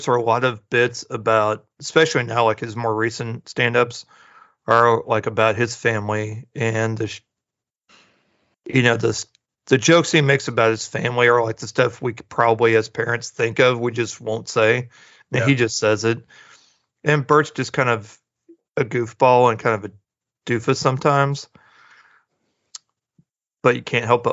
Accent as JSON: {"language": "English", "town": "Springfield", "region": "Missouri", "country": "United States", "tie": "born or raised there", "moved": "yes", "said": "my hometown, Springfield, Missouri"}